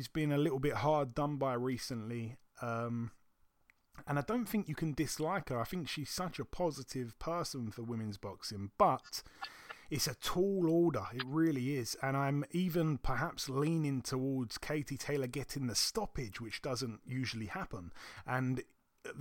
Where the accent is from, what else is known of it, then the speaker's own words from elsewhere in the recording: Croydon, London, United Kingdom; my hometown, properly my hometown, of Croydon